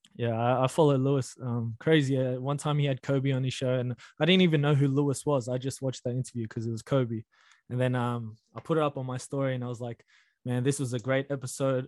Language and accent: English; Australia; We were born here, me and you. So we're basically Australian with um, foreign parents.